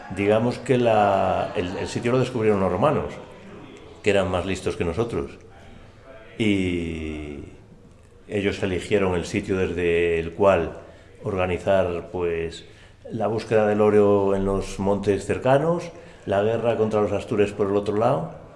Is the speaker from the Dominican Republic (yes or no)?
no; Astorga, Castile and León, Spain; Mi niñez en Astorga